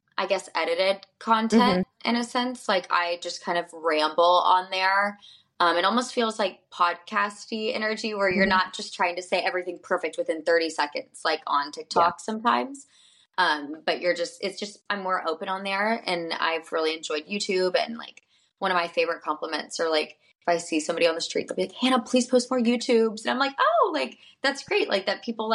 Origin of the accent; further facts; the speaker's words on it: Birmingham, Alabama, United States; I'm from Alabama